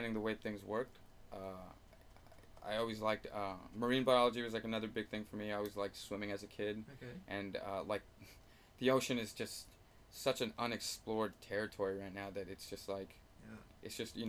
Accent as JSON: {"language": "English", "town": "Los Angeles", "region": "California", "country": "United States", "tie": "born or raised there", "said": "my hometown of Eagle Rock"}